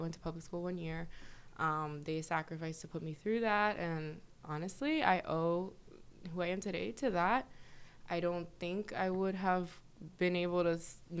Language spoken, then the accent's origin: English; New York, United States; born there; I was born in New York, and I'm a first generation.